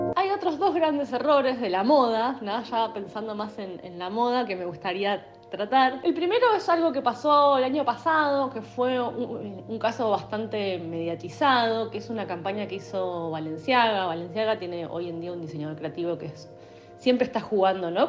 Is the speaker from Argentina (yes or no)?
yes; Argentina; los argentinos, por cómo vivimos